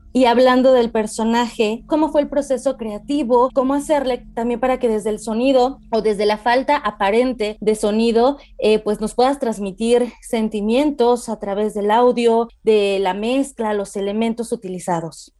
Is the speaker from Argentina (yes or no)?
no; Mexico; somos mexicanos